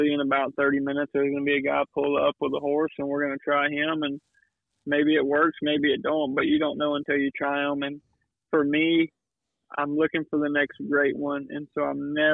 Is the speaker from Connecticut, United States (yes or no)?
no; Louisiana, United States; moved away as an adult; now in between Houston and Austin, United States; growing up in Louisiana where I was, my hometown's closer to Houston than I am New Orleans.